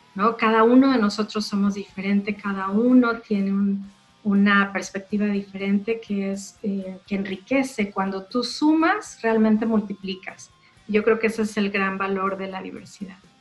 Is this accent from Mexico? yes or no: yes; Mexico; yo soy mexicana